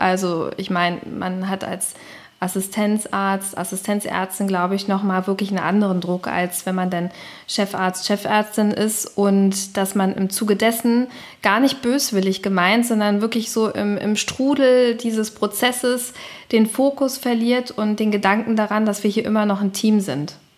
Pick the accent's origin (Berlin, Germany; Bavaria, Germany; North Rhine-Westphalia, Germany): Berlin, Germany; ich bin ja selber Berlinerin